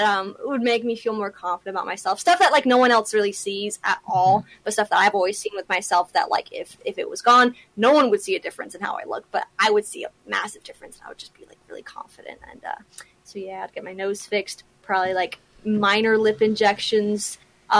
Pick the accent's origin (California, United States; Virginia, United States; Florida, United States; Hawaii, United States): California, United States; Southern; I grew up in Southern California